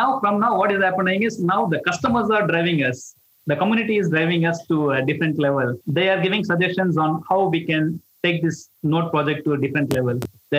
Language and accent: English; Chennai, Tamil Nadu, India; moved away as an adult; now in Malaysia; we are originally from India, Chennai.